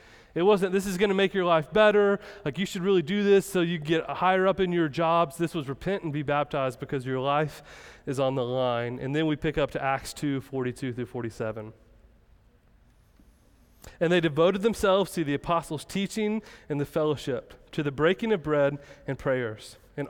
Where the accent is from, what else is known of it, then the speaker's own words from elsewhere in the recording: Kansas, United States; I'm from Kansas and there's nothing there.